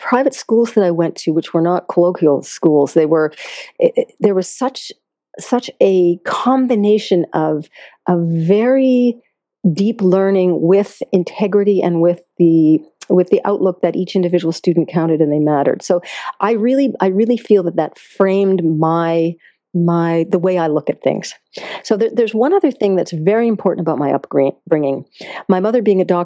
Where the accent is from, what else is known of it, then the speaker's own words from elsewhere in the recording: Concord, Massachusetts, United States; So I grew up in Massachusetts, a very beautiful, beautiful state, actually in Concord, Mass., only a mile away from Walden Pond